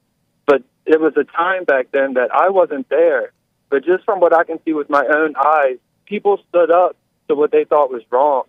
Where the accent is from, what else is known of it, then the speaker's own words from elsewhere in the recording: Virginia, United States; I'm from Virginia.